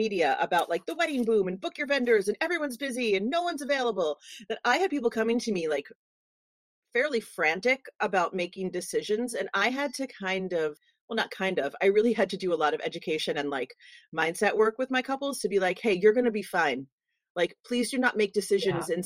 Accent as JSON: {"language": "English", "town": "New York City", "region": "New York", "country": "United States", "tie": "born or raised there", "moved": "yes", "said": "New York City, which is my hometown."}